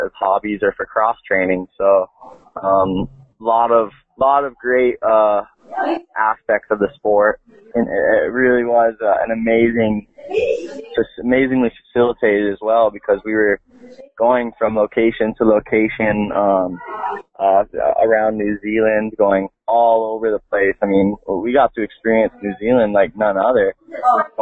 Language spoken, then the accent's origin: English; Kahana, Hawaii, United States; also born or lived in Launiupoko, Maui; I'm born and raised on Maui, and at the moment living at Launiupoko. We've been up here the last 17 years